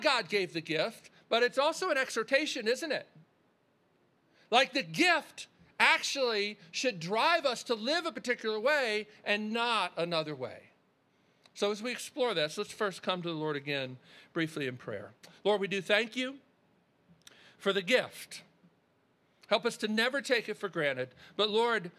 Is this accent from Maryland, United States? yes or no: yes; Baltimore, Maryland, United States; we grew up in Baltimore